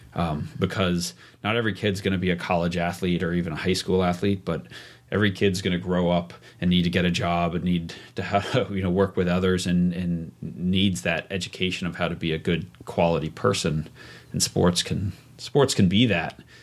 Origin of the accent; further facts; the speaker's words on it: New York, United States; moved away as an adult; also born or lived in Vail, Colorado; I grew up in New York and went to college in New York City